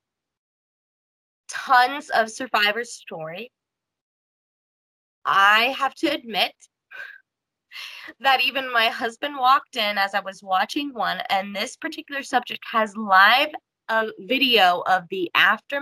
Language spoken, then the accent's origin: English; Kansas, United States; I'm from Kansas